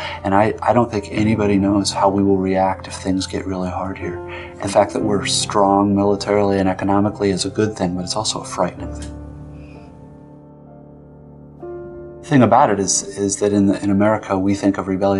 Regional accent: United States; I am as an American

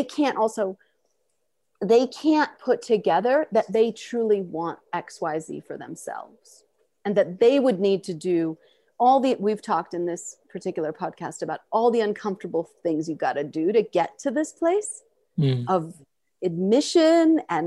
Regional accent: New York City, New York, United States; I'm from Queens

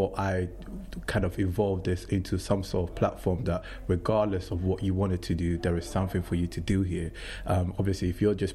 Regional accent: Accra, Greater Accra, Ghana; moved away as an adult; now in England; I was born and raised in Ghana to a very Christian family in Accra

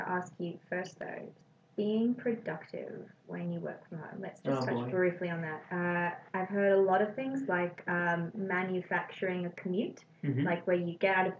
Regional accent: South Africa; I came from South Africa, and it's still very Western. It's still it was still a British colony

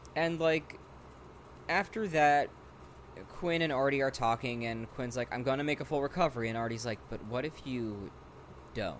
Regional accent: Rockland County, New York, United States; born or raised there

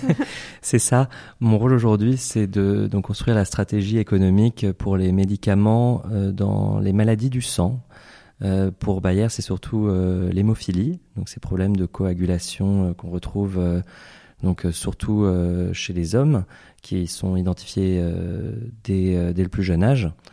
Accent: Paris, Île-de-France, France; moved away as an adult; also born or lived in Seattle / New York; now in Switzerland; je suis né en France, à Paris. J'ai fait mes études de pharmacie à Châtenay-Malabry

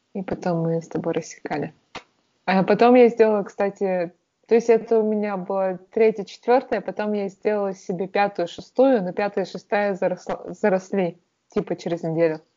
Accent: Perm, Perm Krai, Russia; moved away; с тех пор, как я уехала из Перми

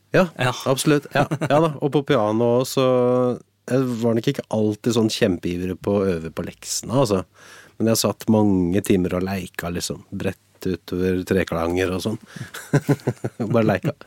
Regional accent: Drammen, Buskerud, Norway; now in Hallingdal, Norway; jeg er vokst opp på Konnerud utafor Drammen

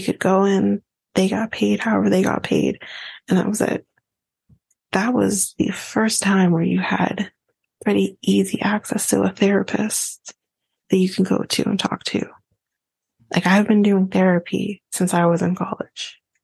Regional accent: Canada; as a Canadian

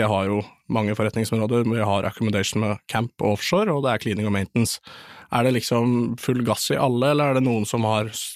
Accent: Eastern Norway, Norway; Jeg er jo en østlending

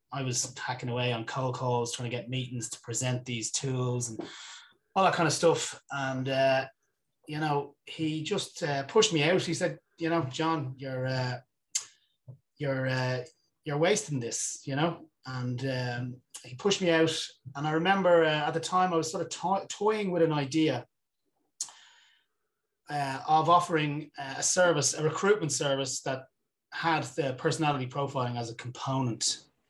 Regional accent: Dublin, Leinster, Ireland; I grew up in Dublin

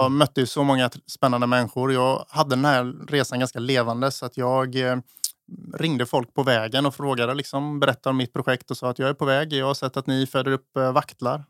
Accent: Eksjö, Jönköping County, Sweden; moved away as an adult; also born or lived in Stockholm; now in Gotland, Sweden; jag är från Småland, jag är från mm. Eksjö, Jag mm. är uppvuxen där.

